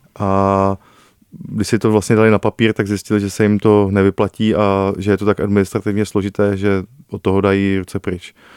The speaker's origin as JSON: {"language": "Czech", "town": "Liberec", "region": "Liberec Region", "country": "Czechia", "said": "já jsem z Liberce"}